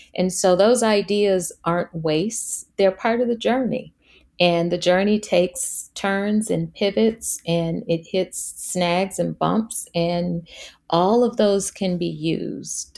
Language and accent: English; Washington, District of Columbia, United States; in high school, growing up in Washington, D C